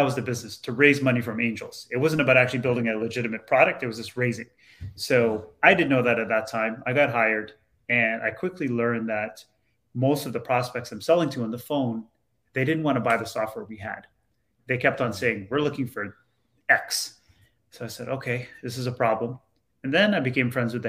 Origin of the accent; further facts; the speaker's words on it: Toronto, Ontario, Canada; where I grew up in Toronto, sort of a lower income area of Toronto now